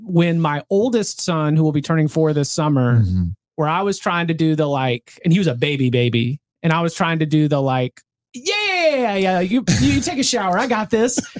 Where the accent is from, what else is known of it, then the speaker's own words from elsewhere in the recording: Raleigh, North Carolina, United States; we grew up in Raleigh, you know, the Triangle